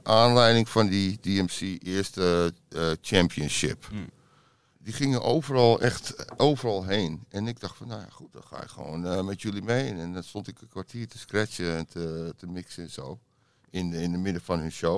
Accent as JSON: {"language": "Dutch", "town": "Amsterdam", "region": "North Holland", "country": "Netherlands", "tie": "born or raised there", "also_born_or_lived": "Detroit, United States", "accent": "Amsterdam", "moved": "as an adult", "lives_now": "Georgia, United States", "said": "En ik was in Amsterdam-Zuid altijd met mijn ouders. we woonden op de Churchlaan en in de Scheldestraat, die buurt. Mijn vader was advocaat. Dus ja, daar ben ik opgegroeid"}